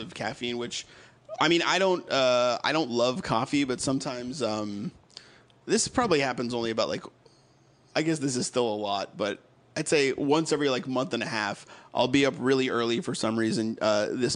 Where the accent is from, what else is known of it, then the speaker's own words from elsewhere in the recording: Massachusetts, United States; moved away as an adult; also born or lived in Connecticut; now in Los Angeles, United States; I grew up in Massachusetts